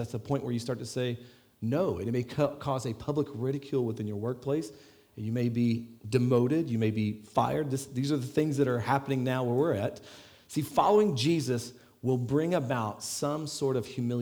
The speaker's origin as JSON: {"language": "English", "town": "Las Vegas", "region": "Nevada", "country": "United States", "moved": "yes", "lives_now": "Ireland", "said": "I'm from Las Vegas where it's like 110, and once it gets below 60, it's cold here."}